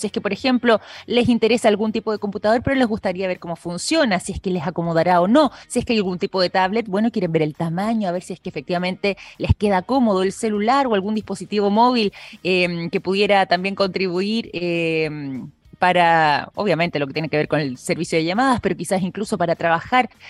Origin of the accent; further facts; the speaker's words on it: Chile; nuestra historia como chilenos